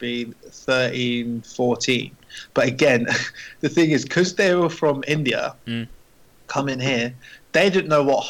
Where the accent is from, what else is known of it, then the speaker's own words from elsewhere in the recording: Bedford, East of England, United Kingdom; because I'm from Bedford.